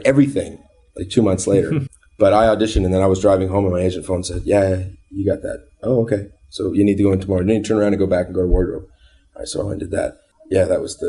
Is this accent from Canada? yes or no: yes; Canada; I'm a Canadian